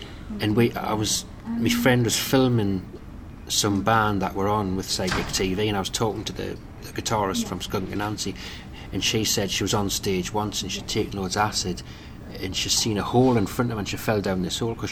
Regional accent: Newcastle upon Tyne, North East England, United Kingdom; But when I was growing up in Newcastle

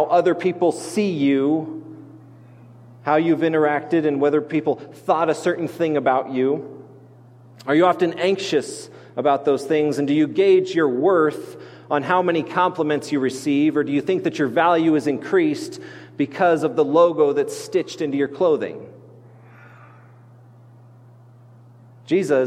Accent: Grand Junction, Colorado, United States; outside the city of Grand Junction where I grew up on the Grand Mesa

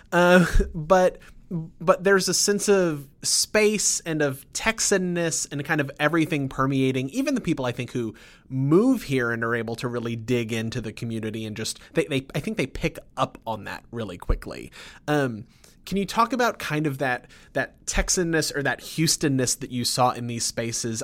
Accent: Sugar Land, Texas, United States; I grew up in Sugarland

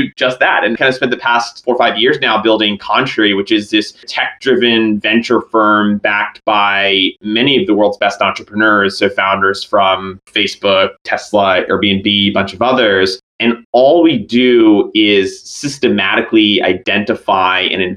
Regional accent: northwestern New Jersey, United States; moved away as an adult; also born or lived in Boston; I grew up in New Jersey, basically kind of the northwesternmost part of New Jersey

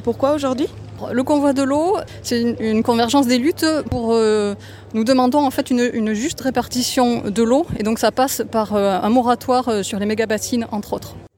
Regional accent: Provence-Alpes-Côte d'Azur, France; Je viens des Hautes-Alpes

